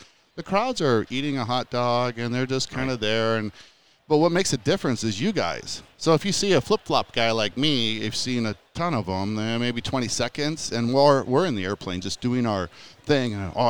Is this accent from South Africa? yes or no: no; United States; you're an American